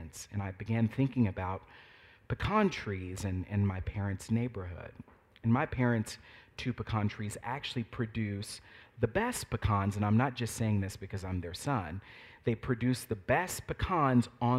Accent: Fort Worth, Texas, United States; I grew up in Fort Worth, Texas

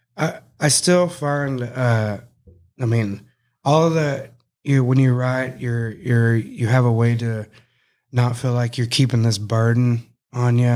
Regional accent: Cross Plains, Texas, United States; I grew up in Cross Plains that one year

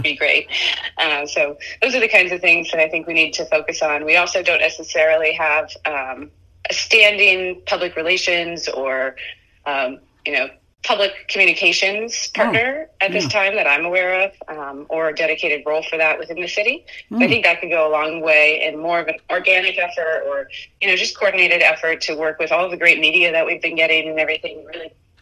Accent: Florida, United States; also born or lived in Brooklyn, New York; I've born and raised in Florida, but I did live for a few years in Brooklyn when I was a kid, from the time of like 2 to 5 years old

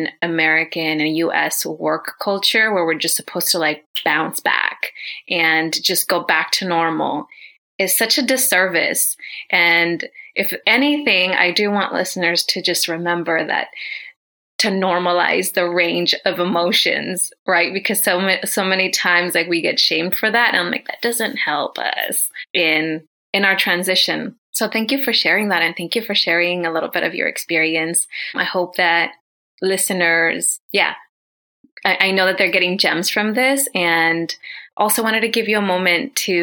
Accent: Oaxaca, Mexico; now in United States; I'm Zapotec from Oaxaca, Mexico, so pretty strong, pretty culturally rooted in that.

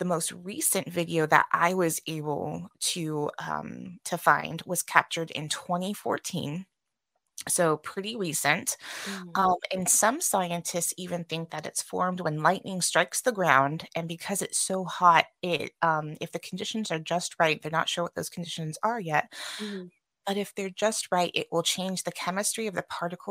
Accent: California, United States; moved away; I'm from California originally

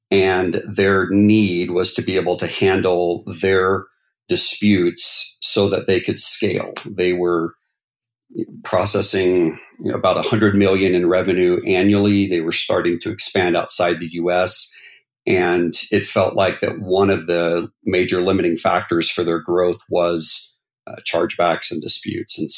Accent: North Carolina, United States; now in Utah, United States; So uh, I was born and raised mostly in North Carolina and in the South. My dad was military, so we moved about every three years.

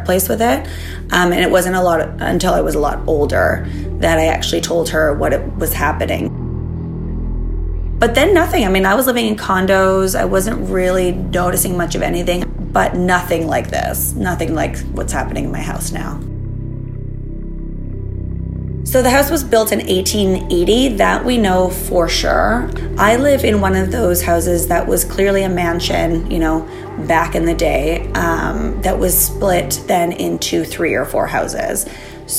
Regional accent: Germany; now in Toronto, Canada; I grew up in Germany, and I stayed with my grandparents a lot.

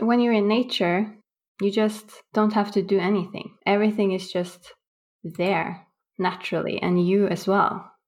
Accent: Bodø, Nordland, Norway; Growing up in Norway, in northern Norway, above the Arctic Circle in Bodø, it's extreme weather-wise.

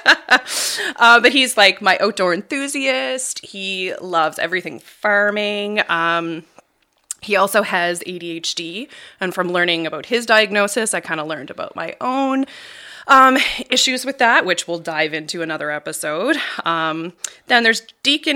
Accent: Bridgewater, Nova Scotia, Canada; I'm a local gal, born and raised in Bridgewater area.

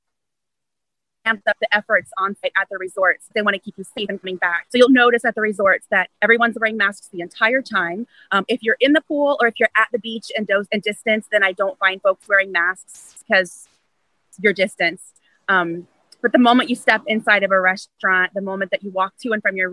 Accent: United States; also born or lived in Tampa; as American citizens

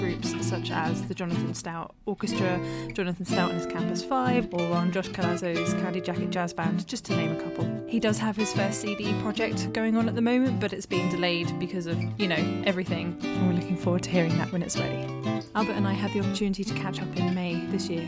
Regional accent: England, United Kingdom; I'm English

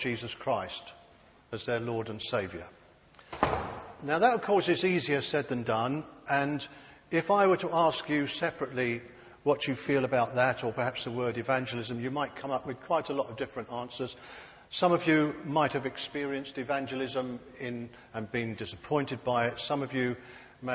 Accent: London, United Kingdom; moved away as an adult; I was brought up in London. My first 30 years were in London.

